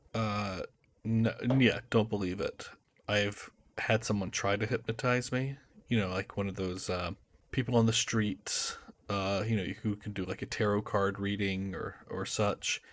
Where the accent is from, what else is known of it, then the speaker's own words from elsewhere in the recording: United States; I'm an American living in Boston